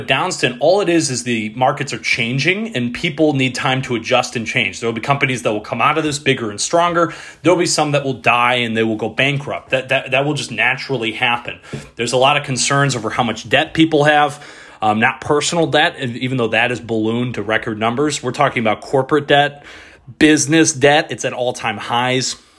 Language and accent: English; Detroit, Michigan, United States; moved away; my hometown radio station, ninety-seven point one The Ticket, back in Detroit.